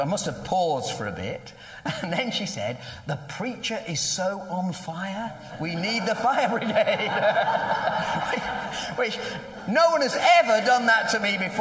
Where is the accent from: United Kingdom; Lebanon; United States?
United Kingdom; We're very British